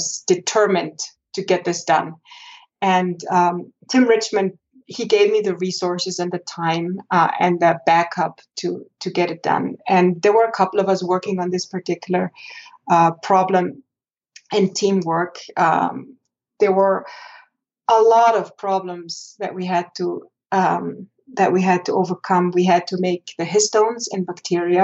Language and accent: English; Vorarlberg, Austria; moved away as an adult; also born or lived in Innsbruck, Austria / Basel, Switzerland / Zurich, Switzerland; now in Boulder, United States; I grew up in Vorarlberg